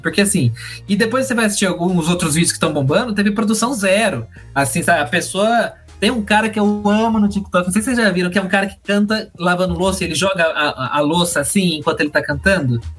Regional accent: Brazil

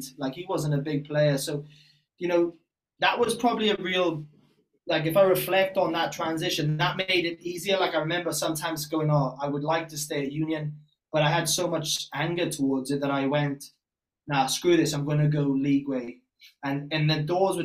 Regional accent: Bridgend, Wales, United Kingdom; moved away; also born or lived in Leeds / Ipswich, Australia; growing up in Wales

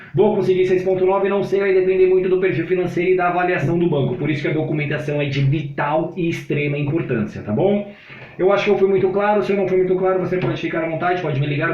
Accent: Brazil; eu sou brasileiro

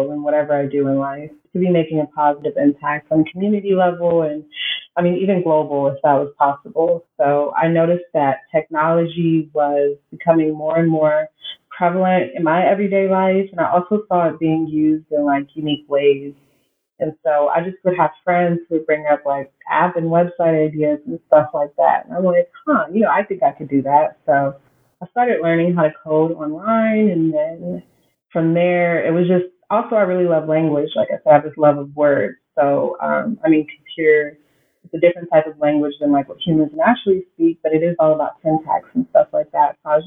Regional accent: Texas, United States; moved away as an adult; now in San Francisco, United States; we ended up living in Texas. That's pretty much where I spent the majority of my childhood

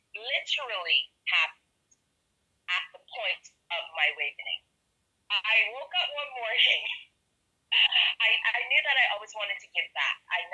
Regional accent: Black Rock, Saint Michael, Barbados; I grew up in Black Rock, West Coast, all day, every day. So when I moved out of Black Rock, I think I moved to Bridgetons, like out Johns Plain side, and I'd have to drive back through Black Rock to get to town

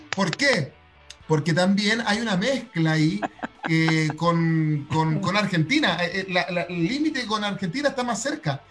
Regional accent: Chile; como decimos en Chile

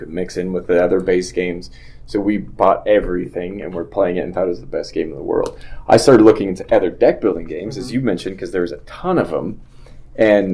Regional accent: California, United States; moved away as an adult; also born or lived in Salt Lake City, Utah; I moved to Salt Lake. I'm originally from California

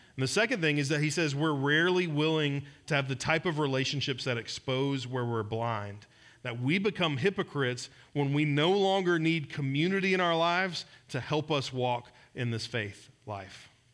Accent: Georgia, United States; moved away; I'm from Georgia

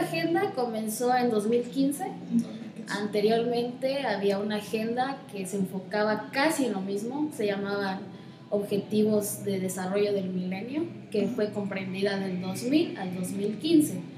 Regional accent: Comitán de Domínguez, Chiapas, Mexico; nací aquí en Comitán de Domínguez y aunque soy hija única, crecí en una enorme familia

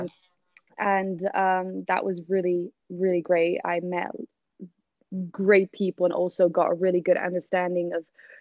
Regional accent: Netherlands; moved away as an adult; now in London, United Kingdom; I am from the Netherlands. I'm from Amsterdam, actually, between Amsterdam and Rotterdam.

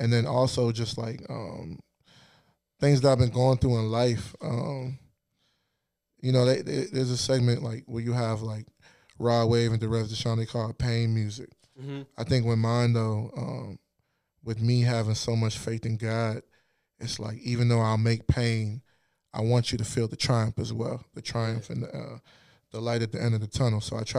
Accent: Ghana; I pull from the church, you know. I pull from my roots, you know, being Ghanaian.

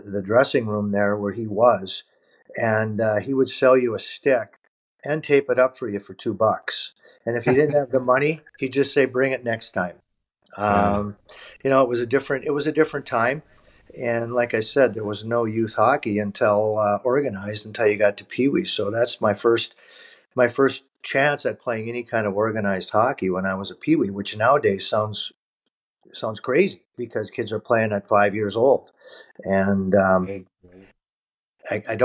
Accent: New Hope, Minnesota, United States; I grew up, much like you, Pitt, in beautiful New Hope, Minnesota, playing minor youth hockey

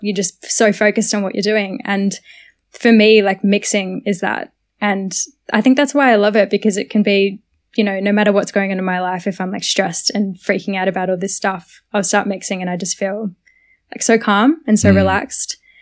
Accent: Sunbury, Victoria, Australia; also born or lived in Carlton, Melbourne; now in Melbourne, Australia; born in literally Carlton, grew up in Sunbury my whole life

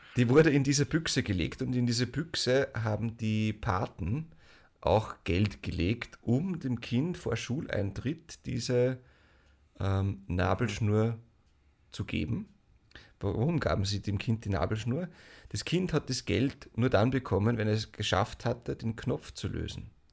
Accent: Mostviertel, Lower Austria, Austria; ich komme aus dem Mostviertel

